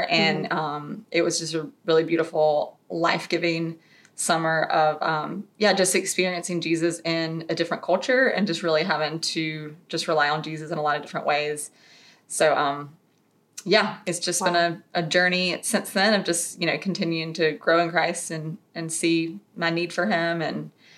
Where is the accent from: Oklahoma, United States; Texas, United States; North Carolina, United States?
North Carolina, United States; Raleigh; I'm from the Raleigh area, so Raleigh born and bred, which there's not very many of us left